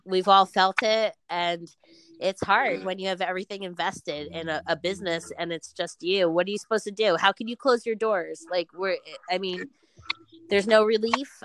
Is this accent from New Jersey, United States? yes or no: yes; Newark, New Jersey, United States; I'm from Newark